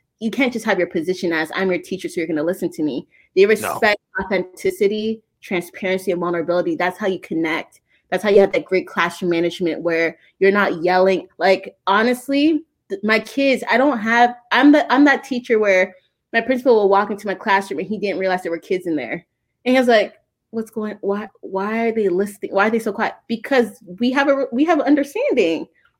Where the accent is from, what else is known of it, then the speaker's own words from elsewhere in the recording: Ghana; now in United States; I'm from Ghana, but his father is Southern. My husband, he's from the South.